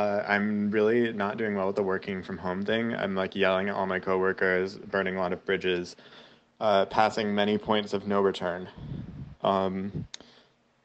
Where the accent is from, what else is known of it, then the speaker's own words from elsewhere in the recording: United States; now in Zurich, Switzerland; I'm an American living in Switzerland